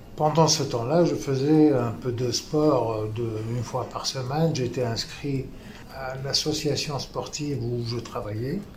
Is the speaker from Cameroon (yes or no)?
no; Tunisia; moved away as an adult; also born or lived in Paris, France; now in France; je suis tunisien d'origine. Euh, je suis arrivé en France pour terminer mes études.